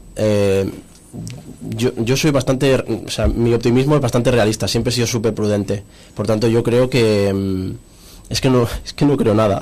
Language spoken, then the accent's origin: Spanish; Cerdanyola del Vallès, Catalonia, Spain; por mi gente y por mi pueblo